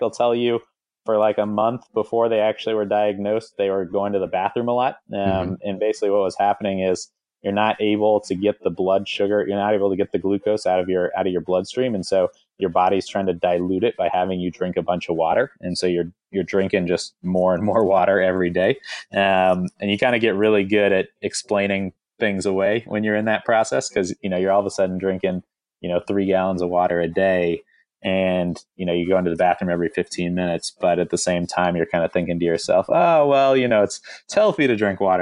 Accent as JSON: {"language": "English", "region": "Southern California", "country": "United States", "tie": "born or raised there", "said": "I grew up in Southern California"}